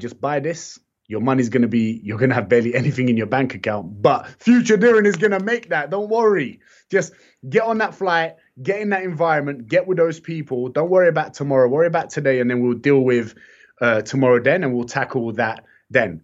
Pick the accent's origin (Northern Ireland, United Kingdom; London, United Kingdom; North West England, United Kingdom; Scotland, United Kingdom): London, United Kingdom; I've also been in the heart of London where it's so mixed